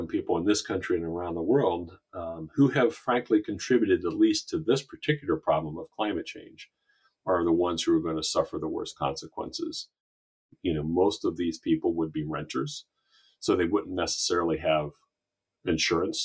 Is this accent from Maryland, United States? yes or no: yes; Cheverly, Maryland, United States; here in my hometown of Cheverly, Maryland